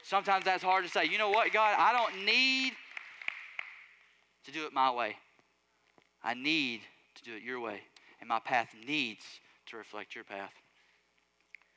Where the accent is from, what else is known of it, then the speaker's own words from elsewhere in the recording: Alabama, United States; I'm from Alabama